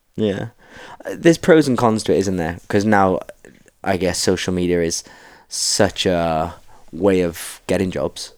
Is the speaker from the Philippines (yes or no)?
no; Cardiff, Wales, United Kingdom; moved away; me and … are from Cardiff